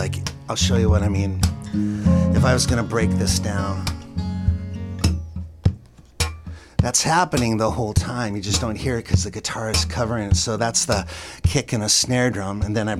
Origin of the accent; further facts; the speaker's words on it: Presque Isle, Maine, United States; It's Presque Isle, Maine, and it's my dad and it's our car and it's my main street.